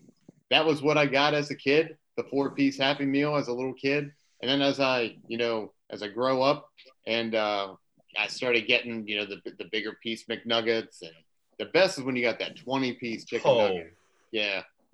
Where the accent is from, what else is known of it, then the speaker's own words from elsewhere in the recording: Maryland, United States; I obviously live in Maryland and I'm from Maryland, but my family is from Pennsylvania.